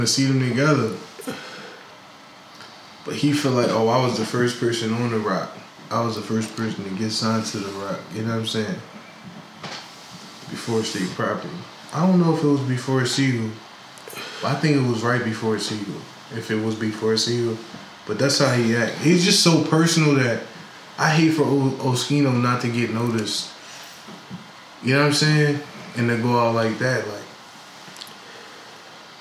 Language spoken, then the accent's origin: English; Philadelphia, Pennsylvania, United States; I was from Philly